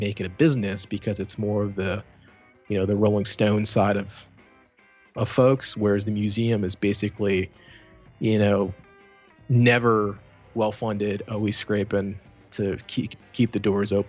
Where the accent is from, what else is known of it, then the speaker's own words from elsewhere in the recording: Cleveland, Ohio, United States; I'm from Cleveland.